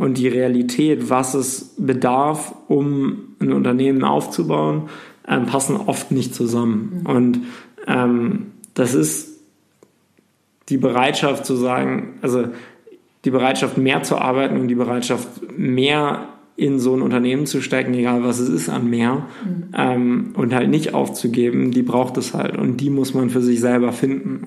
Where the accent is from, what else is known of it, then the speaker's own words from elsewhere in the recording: North Sea, North Sea coast, Germany; ich bin an der Nordsee groß geworden